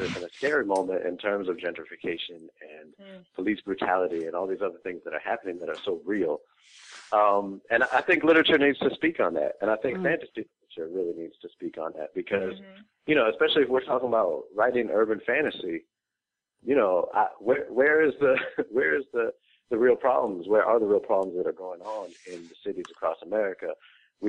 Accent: Boston, Massachusetts, United States; now in Brooklyn, United States; I'm actually from Boston originally. I've been in Brooklyn for 11 years

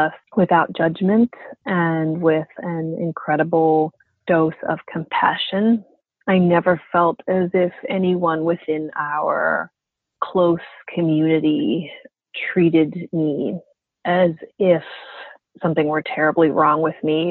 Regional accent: Montana, United States; I've done 7 shows in my hometown in Montana

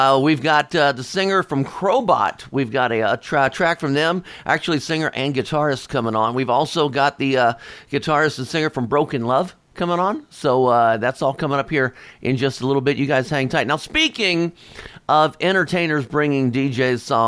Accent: Cincinnati, Ohio, United States; I am from Cincinnati, Ohio

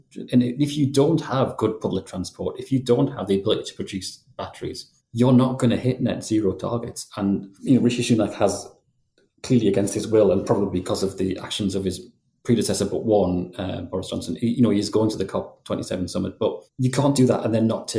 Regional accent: Geordie, North East England, United Kingdom; accent: Geordie; I have a bit of an accent, not a strong Geordie accent by any means

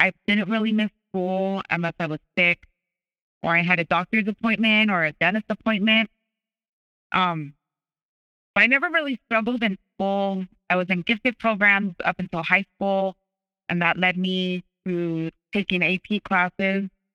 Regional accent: Southern Arizona, United States; I grew up in Southern Arizona

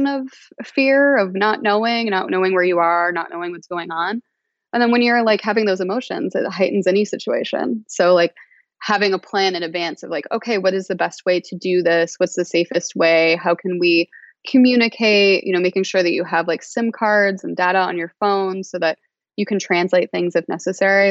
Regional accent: United States; as an American

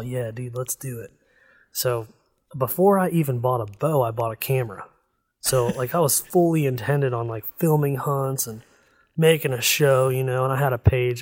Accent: Northeast Ohio, United States; I grew up in Northeast Ohio, and I'm so close to Pennsylvania that, like, my, the elementary school that I went to is actually in Pennsylvania.

